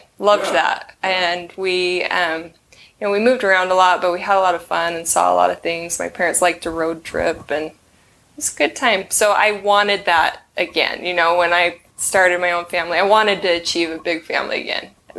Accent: Pleasant Grove, Utah, United States; I moved around a lot as a child, but I landed in Pleasant Grove just in time for high school. So I kind of claim Pleasant Grove because that's where I went to high school.

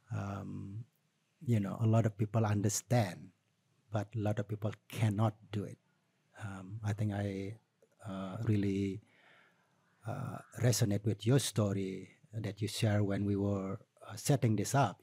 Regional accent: Tabanan, Bali, Indonesia; also born or lived in United States; from Tabanan, you know. So it's always attached with my community.

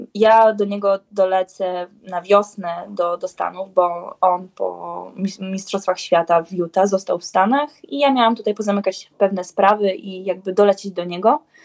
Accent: Białystok, Podlaskie Voivodeship, Poland; ja jestem z Białego Stoku

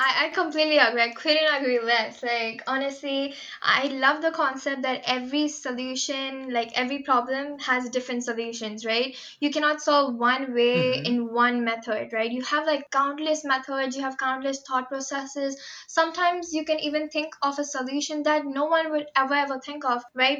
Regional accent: Mumbai, Maharashtra, India; moved away as an adult; I'm from Mumbai, India

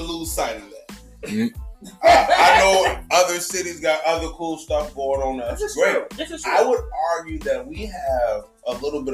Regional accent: Chicago, Illinois, United States; Out west Chicago

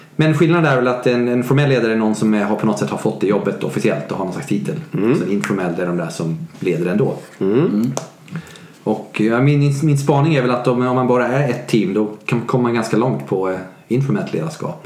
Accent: Sweden; Jag är svensk

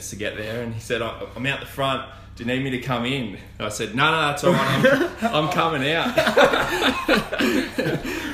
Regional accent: Melbourne, Victoria, Australia; moved away as an adult; now in Bendigo, Australia; where I grew up in Bayside

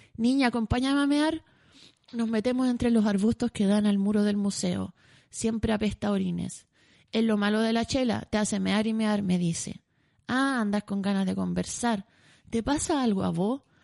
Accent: Santiago, Santiago Metropolitan Region, Chile; caminé como buena santiaguina por los cerros

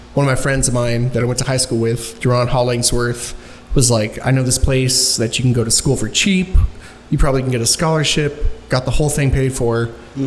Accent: Dallas, Texas, United States; also born or lived in Duncanville, Texas; I'm an Oak Cliff native. I was born on Falls Drive

